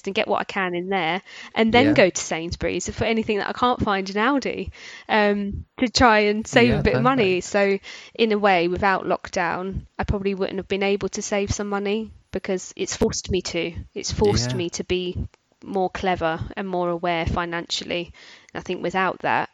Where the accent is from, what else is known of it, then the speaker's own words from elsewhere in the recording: London, United Kingdom; now in Bedfordshire, United Kingdom; I'm from South London originally, and I've moved where I am now, which is Bedfordshire